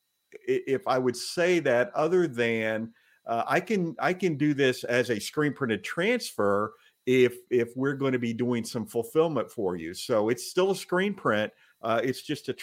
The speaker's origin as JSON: {"language": "English", "region": "the South", "country": "United States", "tie": "born or raised there", "said": "I grew up in the South."}